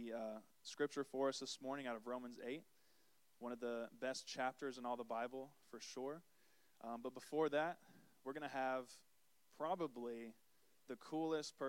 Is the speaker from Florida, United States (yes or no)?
yes; Ormond Beach, Florida, United States; I was born and raised here in Florida. I'm a Florida boy at heart, just down the road in Ormond Beach